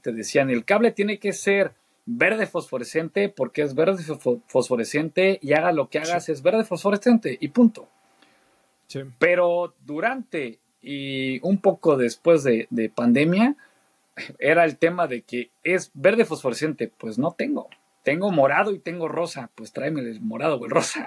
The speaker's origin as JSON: {"language": "Spanish", "country": "Mexico", "also_born_or_lived": "Argentina / Saltillo / Querétaro", "said": "siendo mexicano, la verdad es que nos aprecian mucho Argentina"}